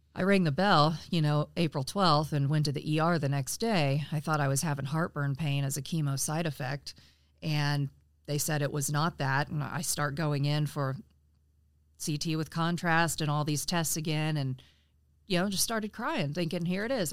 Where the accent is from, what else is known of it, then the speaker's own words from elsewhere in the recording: Frankfort, Indiana, United States; I'm actually from Frankfort, Indiana